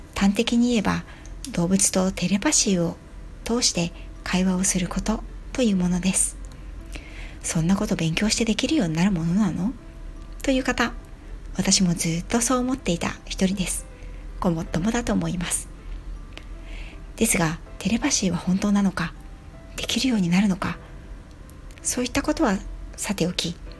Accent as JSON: {"language": "Japanese", "town": "Yokohama", "region": "Kanagawa", "country": "Japan", "tie": "born or raised there", "said": "地元横浜で、犬の保育園の先生を行って十二年になります"}